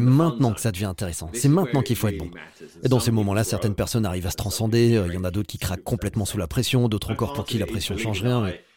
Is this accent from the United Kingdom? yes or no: yes; United Kingdom; j'aimais aussi faire des compètes chez moi au Royaume-Uni